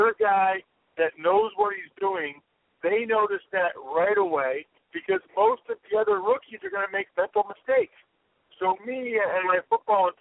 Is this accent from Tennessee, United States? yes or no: no; Reading, Pennsylvania, United States; my hometown of Reading, Pennsylvania